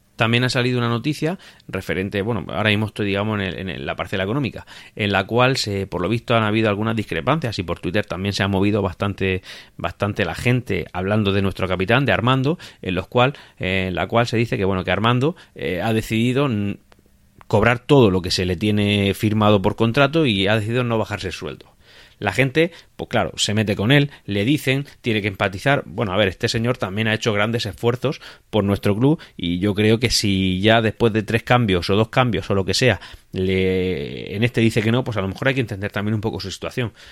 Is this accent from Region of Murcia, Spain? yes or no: yes; Murcia, Region of Murcia, Spain; los que somos de Murcia